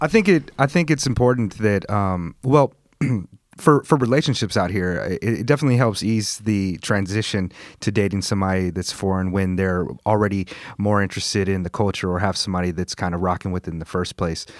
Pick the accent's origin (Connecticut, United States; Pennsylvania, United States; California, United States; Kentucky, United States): California, United States; also born or lived in New York; now in Japan; I grew up in Cali